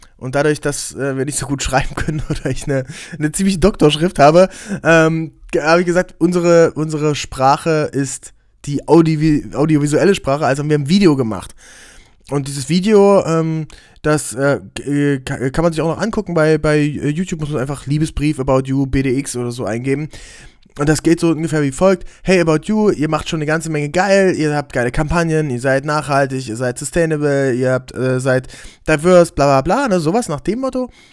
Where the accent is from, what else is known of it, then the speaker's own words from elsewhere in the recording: Aken, Saxony-Anhalt, Germany; wo ich herkomme, aus Aachen an der Elbe